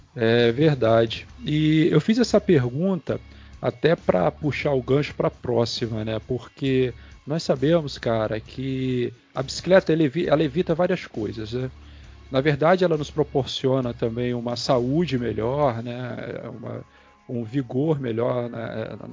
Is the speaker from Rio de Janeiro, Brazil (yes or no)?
yes; Campos dos Goytacazes, Rio de Janeiro, Brazil; eu moro aqui em Campos, né? Eu sou daqui de Campos